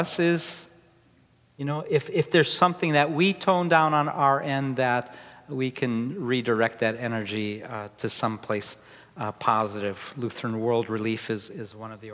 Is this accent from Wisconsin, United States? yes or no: yes; Wisconsin, United States; also born or lived in Chicago; now in Seattle, United States; I grew up in Wisconsin. I spent a lot of time in Chicago.